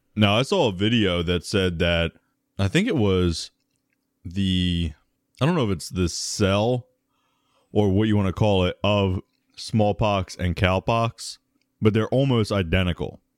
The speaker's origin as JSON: {"language": "English", "country": "United States", "said": "we're American"}